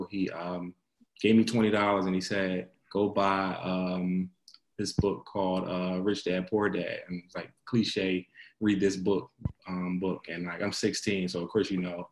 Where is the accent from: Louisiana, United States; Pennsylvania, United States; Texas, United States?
Pennsylvania, United States; Philadelphia; So I'm from Philadelphia originally. I grew up in between pretty much a combination of uptown West Oak Lane area and down West Philly